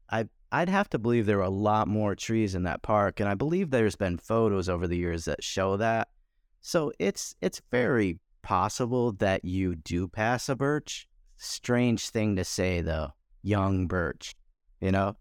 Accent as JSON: {"language": "English", "region": "Michigan", "country": "United States", "tie": "born or raised there", "said": "I grew up in Michigan, born and raised in Michigan"}